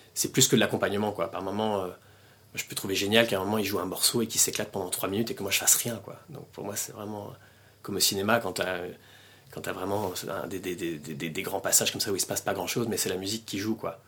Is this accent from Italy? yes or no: no; France; moved away as an adult; now in Belgium; je suis français, je suis venu en Belgique en 2003.